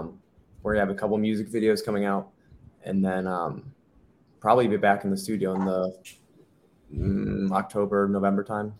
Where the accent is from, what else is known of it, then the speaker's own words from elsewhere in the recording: Virginia, United States; moved away as an adult; also born or lived in Sterling Heights, Michigan; now in Orlando, United States; I was born in Sterling Heights, Michigan, and then I moved down to Virginia for 18 years, and then I moved here to attend college at UCF.